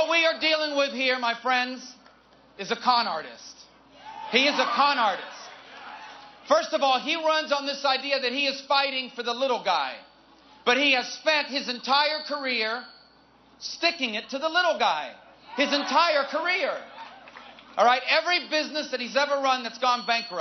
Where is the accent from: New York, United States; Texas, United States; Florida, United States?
Florida, United States; in Florida, my home state